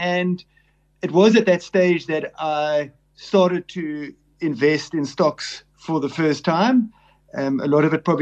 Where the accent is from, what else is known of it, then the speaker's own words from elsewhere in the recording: Cape Town, Western Cape, South Africa; I'm a Cape Town born and bred